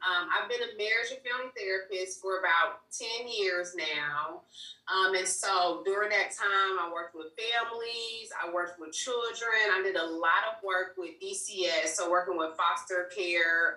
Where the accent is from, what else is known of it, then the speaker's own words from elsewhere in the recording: Indianapolis, Indiana, United States; also born or lived in Mississippi; I'm from Indianapolis, Indiana